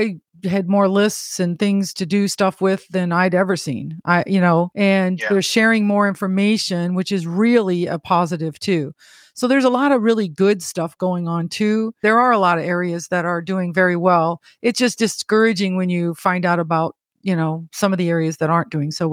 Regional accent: Illinois, United States; moved away; I was born and raised in Illinois.

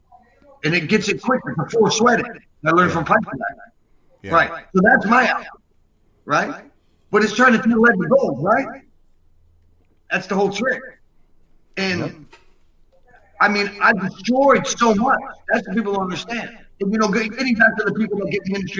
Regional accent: Yonkers, New York, United States; also born or lived in Rome, Italy; I was born in Yonkers.

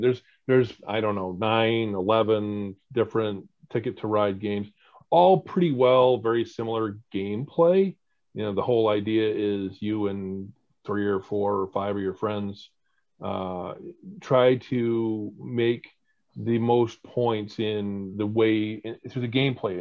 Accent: Mexico, New York, United States; I grew up in Mexico, New York, and uh, Oswego County

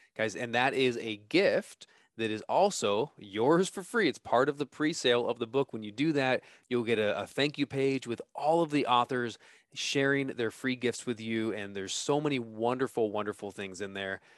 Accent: California, United States; moved away; I'm from California, so I'm coming back home

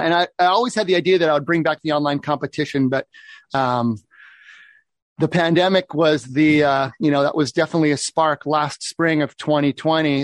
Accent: Oregon, United States; moved away as an adult; also born or lived in Seattle area, Washington; I grew up in Oregon. When I moved up to the Seattle area for university

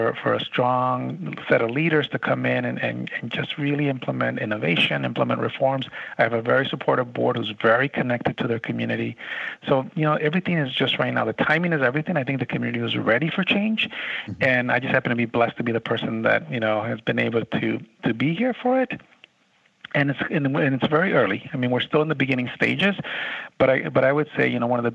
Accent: Chicago, Illinois, United States; moved away as an adult; also born or lived in Nevada; now in San Antonio, United States; I grew up in Chicago, worked in the Chicago Public Schools

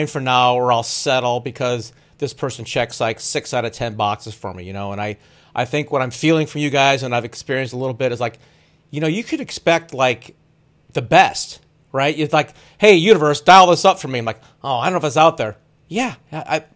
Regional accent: Cleveland, Ohio, United States; moved away; I'm from Cleveland now.

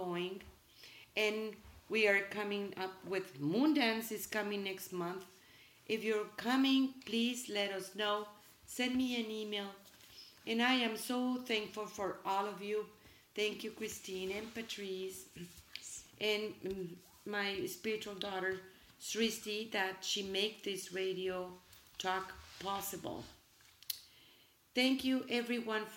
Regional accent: Mexico; English is a second language; now in United States; I'm from Mexico, and we are proud of our roots

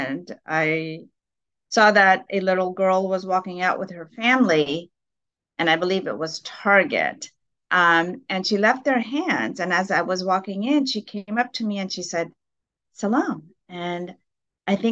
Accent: Houston, Texas, United States; also born or lived in Pakistan / New York / Pennsylvania / Maryland; growing up in Houston, Texas, I really didn't think much about being a Muslim

